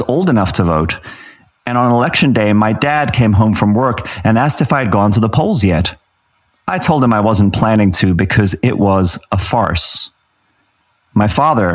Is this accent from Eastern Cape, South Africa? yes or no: no; Johannesburg, Gauteng, South Africa; moved away as an adult; also born or lived in Zimbabwe / England; now in Los Angeles, United States; I grew up in Johannesburg, I was born in Zimbabwe